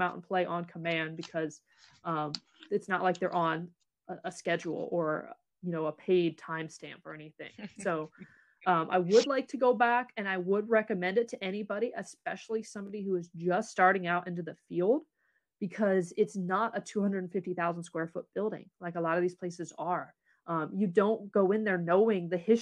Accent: Galion, Ohio, United States; I learned a lot more about the history of my hometown, much of which corroborated the ghost stories I had heard growing up

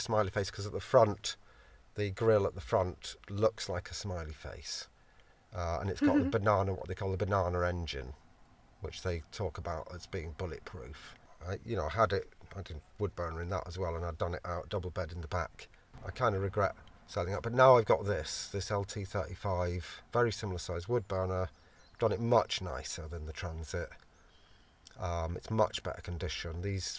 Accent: Yorkshire and the Humber, United Kingdom; also born or lived in London; originally I was born in London, Islington. We lived kind of in like the Camden Town area, which I love. And then when I was five, we moved up to Yorkshire.

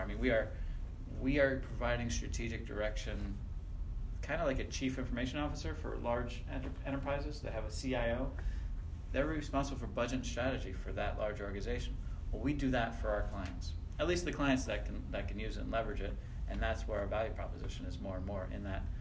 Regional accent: north of Lancaster, Pennsylvania, United States; moved away; I was born in Pennsylvania. I'm a Pennsylvania Dutchie.

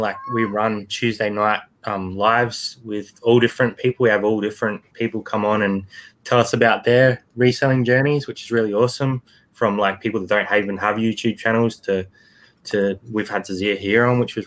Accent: Northern Territory, Australia; accent: bogany; now in South Australia, Australia; We're not actually from South Australia originally. We're from Northern Territory, so we've got a bit of a I suppose bogany accent as well.

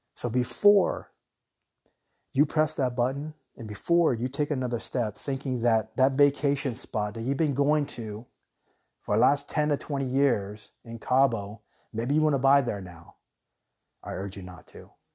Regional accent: Tucson, Arizona, United States; moved away; also born or lived in Guam / Hawaii; when we were young, we grew up in Tucson

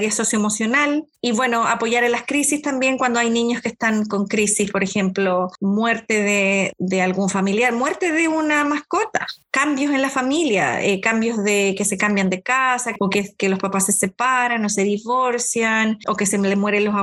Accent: Concepción, Biobío, Chile; moved away as an adult; now in Seattle, United States; soy originaria de Chile, llevo acá en Seattle hace hay 24 años más o menos

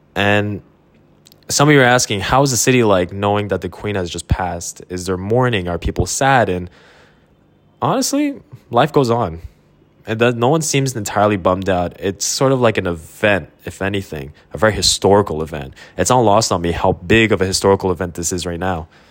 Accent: Quebec, Canada; I grew up in Quebec

